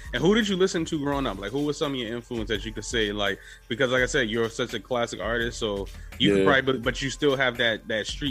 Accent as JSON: {"language": "English", "town": "New York City", "region": "New York", "country": "United States", "said": "I'm actually from Soundview"}